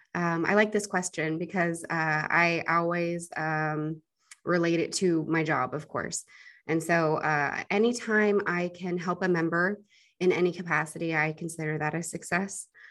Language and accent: English; Denver, Colorado, United States; now in Louisiana, United States; she lives in Denver, where I'm from